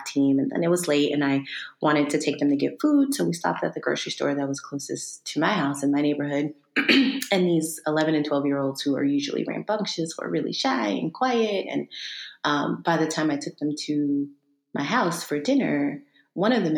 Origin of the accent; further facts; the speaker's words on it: East Texas, United States; moved away as an adult; also born or lived in Maryland; I'm originally from Texas, small town East Texas